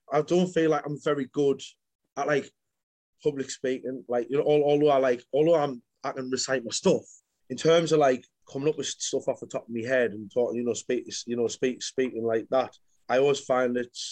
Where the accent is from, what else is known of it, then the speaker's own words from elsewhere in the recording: Sunderland, North East England, United Kingdom; moved away as an adult; now in Manchester, United Kingdom; from Sunderland. I'm living in Manchester at the minute.